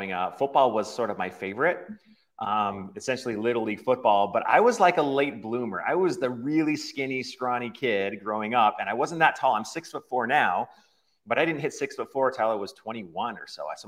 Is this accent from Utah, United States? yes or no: yes; Farmington, Utah, United States; I was born and raised in Utah, Farmington, Utah, which is just about 20 miles or so north of Salt Lake City, Utah